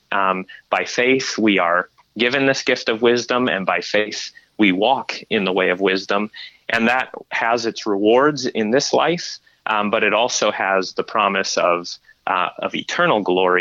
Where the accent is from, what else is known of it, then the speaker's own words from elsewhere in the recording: Michigan, United States; we're from Michigan